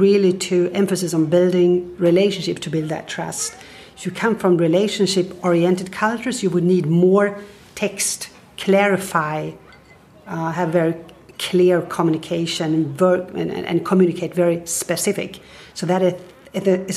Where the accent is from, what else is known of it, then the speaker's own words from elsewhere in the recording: Stockholm, Stockholm County, Sweden; I'm originally from Stockholm